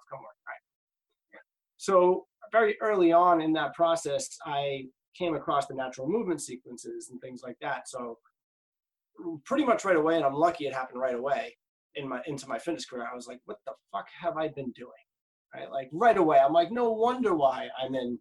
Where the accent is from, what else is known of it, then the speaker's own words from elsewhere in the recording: Lynn, Massachusetts, United States; also born or lived in Cambridge, Massachusetts; Family's originally from East Cambridge, but I grew up mostly in Lynn